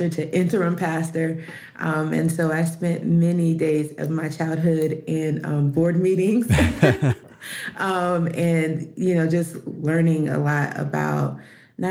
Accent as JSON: {"language": "English", "town": "Fayetteville", "region": "North Carolina", "country": "United States", "moved": "yes", "lives_now": "Charlotte, United States", "said": "I'm from Fayetteville, North Carolina"}